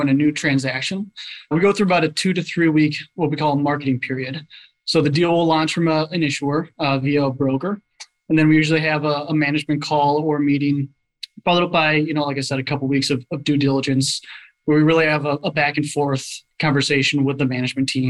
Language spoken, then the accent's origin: English; Bloomington, Minnesota, United States; I'm from Bloomington, Minnesota, originally